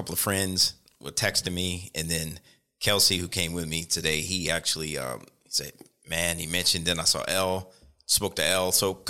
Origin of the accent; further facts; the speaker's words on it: Richmond, Virginia, United States; now in Queens, United States; Outside of Richmond. So, Richmond.